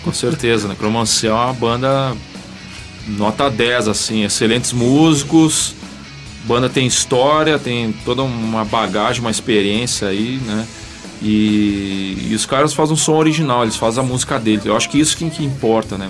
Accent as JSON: {"language": "Portuguese", "town": "Ijuí", "region": "Rio Grande do Sul", "country": "Brazil", "tie": "born or raised there", "also_born_or_lived": "Porto Alegre, Brazil", "moved": "yes", "lives_now": "São Paulo, Brazil"}